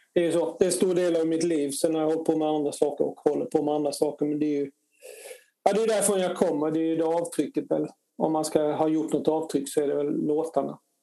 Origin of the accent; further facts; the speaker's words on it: Harplinge, Halland County, Sweden; moved away as an adult; now in Stockholm, Sweden; jag är uppväxt i Harplinge då, utanför Halmstad